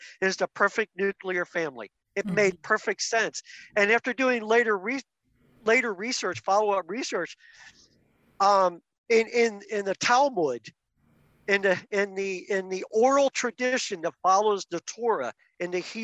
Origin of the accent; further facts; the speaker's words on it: outside of Philadelphia, Pennsylvania, United States; I was raised outside of Philadelphia as Mennonite.